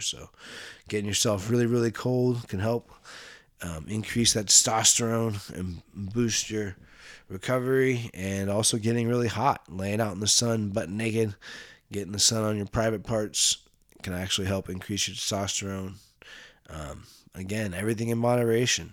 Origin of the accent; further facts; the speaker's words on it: Bay Area, California, United States; I grew up in the Bay Area here.